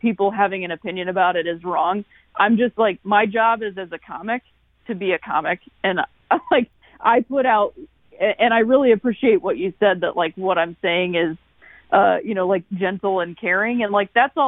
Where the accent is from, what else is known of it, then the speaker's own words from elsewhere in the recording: Akron, Ohio, United States; also born or lived in Chicago; now in St. Louis, United States; I'm from Akron, Ohio, and that's, you know, northeastern Ohio